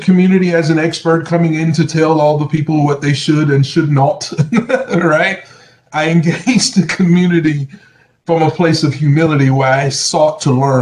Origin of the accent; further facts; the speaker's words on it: Southern Alabama, United States; moved away; also born or lived in Atlanta, Georgia; I'm from Southern Alabama